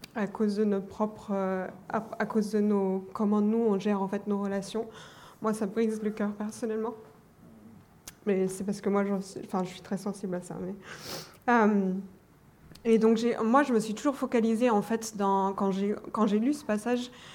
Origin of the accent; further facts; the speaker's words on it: Germany; je suis allemande d'origine.